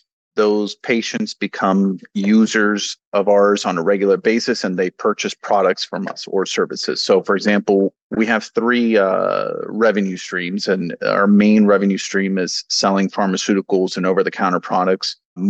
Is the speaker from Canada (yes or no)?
no; Mexico; You know, I come from Mexico. The healthcare system is very different there.